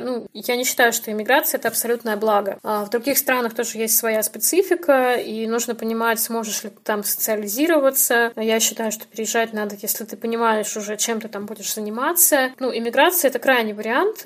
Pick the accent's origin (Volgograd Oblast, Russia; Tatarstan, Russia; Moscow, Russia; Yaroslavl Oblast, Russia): Volgograd Oblast, Russia; near Volgograd; born or raised there; moved away as an adult; also born or lived in Belarus; now in Saint Petersburg, Russia